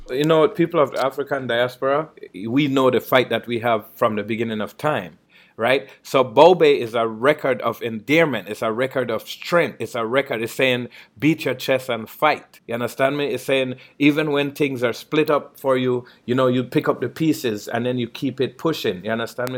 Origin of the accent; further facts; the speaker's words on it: Belize; growing up in Belize